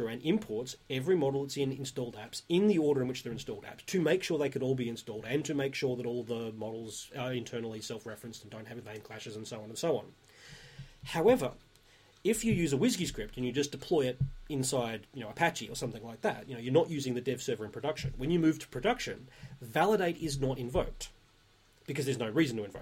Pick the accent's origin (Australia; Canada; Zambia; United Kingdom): Australia; I'm Australian